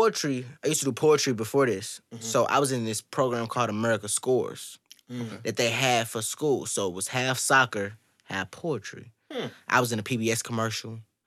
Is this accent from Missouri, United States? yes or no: yes; St. Louis, Missouri, United States; I'm from St. Louis, Missouri, but... I mean, I'm from Pine Line, so y'all know where that's at. Yeah. Went to Normandy all my life. Went to Pine Line.